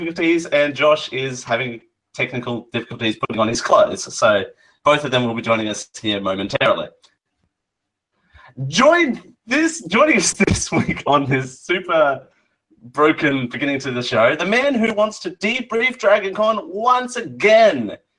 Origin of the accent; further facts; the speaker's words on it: Australia; I'm Australian.